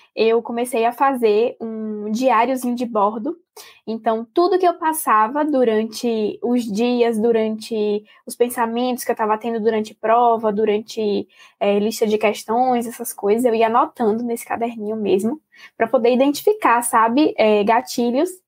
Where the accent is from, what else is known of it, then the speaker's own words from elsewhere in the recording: Salvador, Bahia, Brazil; moved away as an adult; also born or lived in Minas Gerais; sou de Salvador, mas estou me mudando agora para Minas